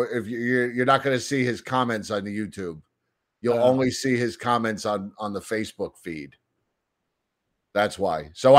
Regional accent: New Jersey, United States; I grew up in North Jersey, surrounded by a lot of Italian families. And, you know, so I learned all the lingo at a very early age.

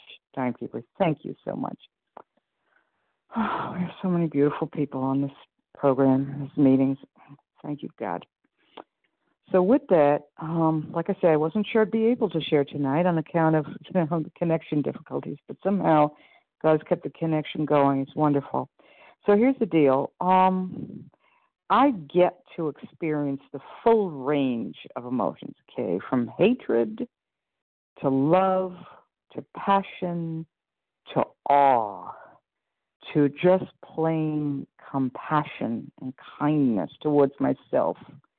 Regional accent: Iowa, United States; from Iowa.

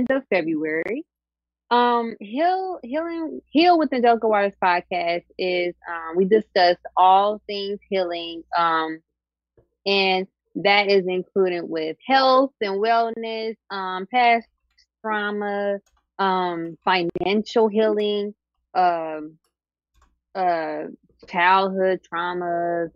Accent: Dayton, Ohio, United States; I am from Dayton, Ohio.

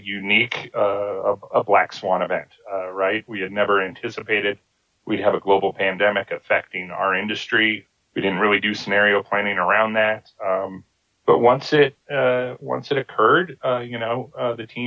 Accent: Evergreen, Colorado, United States; also born or lived in Steamboat Springs, Colorado; I moved to Colorado when I was two, and like other natives, I'm only allowed the semi-native bumper sticker, even though I've spent my entire life, other than 2 years, in the great state of Colorado. And I grew up in Evergreen, Colorado

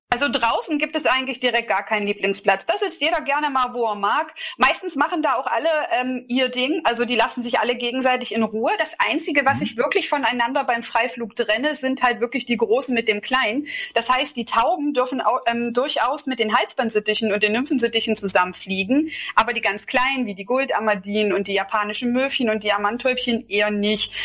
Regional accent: Delitzsch, Saxony, Germany; also born or lived in Bernburg, Saxony-Anhalt; Also ich komme aus Delitzsch, das liegt ganz in der Nähe bei Leipzig

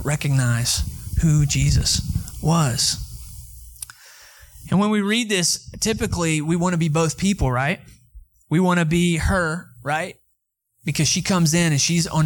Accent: Atlanta, Georgia, United States; now in Texas, United States; I'm from Atlanta, Georgia. I'm a city boy

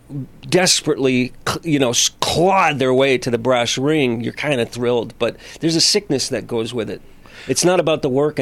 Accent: Los Angeles, California, United States; I was in a supermarket one day in my hometown here in L.A.

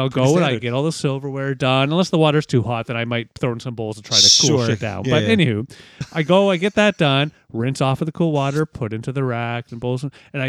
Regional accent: London, Ontario, Canada; I'm from London, Ontario.

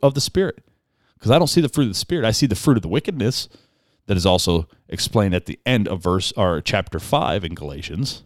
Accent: United States; I'm an American

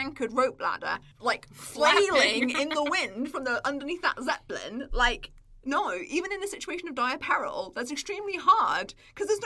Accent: England, United Kingdom; as an English person

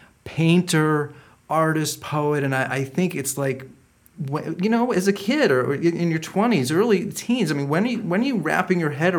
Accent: Shaker Heights, Ohio, United States

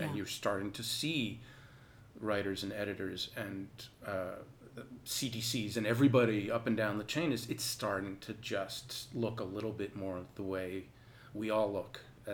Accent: Concord, Massachusetts, United States; I'm from Concord, Massachusetts

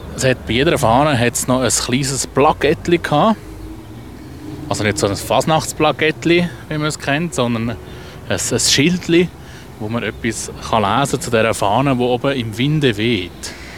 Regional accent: Zurich, Switzerland; also born or lived in Adliswil; Ich bin halt einfach schon ein Stadtkind

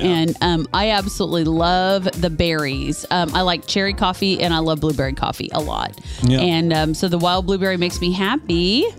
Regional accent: Northeast Kansas, United States; But we are from Northeast Kansas.

